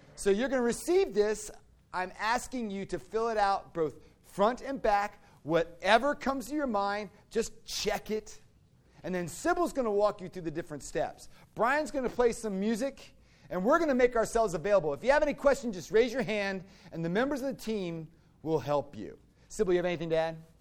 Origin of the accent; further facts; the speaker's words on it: Fairfax, Virginia, United States; moved away; I grew up in Fairfax, Virginia, with this beautiful half-acre, acre lots